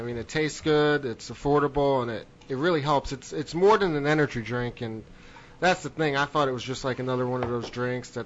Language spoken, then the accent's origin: English; New Jersey, United States; moved away; I grew up on the East Coast in New Jersey